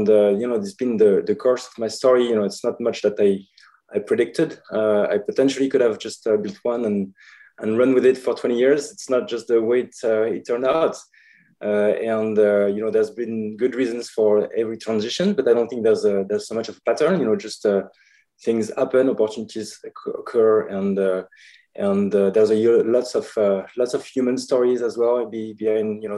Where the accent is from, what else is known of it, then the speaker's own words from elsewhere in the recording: France; moved away as an adult; also born or lived in Paris / San Francisco; now in Los Angeles, United States; I'm from France originally, but I've been in the US for now the last 5 years.